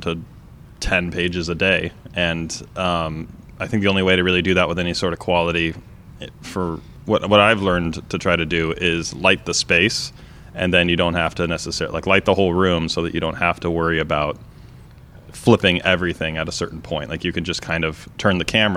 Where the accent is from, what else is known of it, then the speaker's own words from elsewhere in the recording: Las Vegas, Nevada, United States; also born or lived in San Diego / Portland; From San Diego, but I've been in Vegas, you know, since most of my life